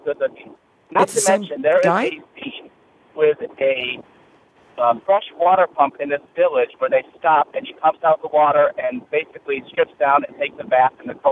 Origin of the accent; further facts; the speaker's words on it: Rockford, Illinois, United States; was raised in my hometown of Rockford, Illinois